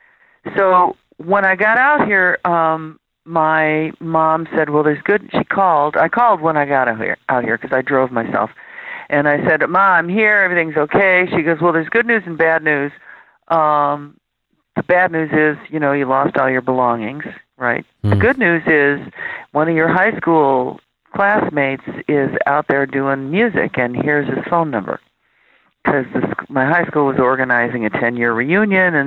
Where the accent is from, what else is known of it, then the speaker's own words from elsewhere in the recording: Chicago, Illinois, United States; now in Los Angeles, United States; I grew up on the far south side of Chicago